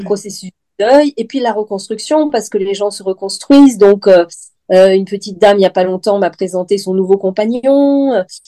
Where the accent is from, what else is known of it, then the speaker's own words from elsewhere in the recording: Lyon, Auvergne-Rhône-Alpes, France; moved away as an adult; also born or lived in Nouméa, New Caledonia; now in Vence, France; Je suis lyonnaise à la base et je voulais pas retourner à Lyon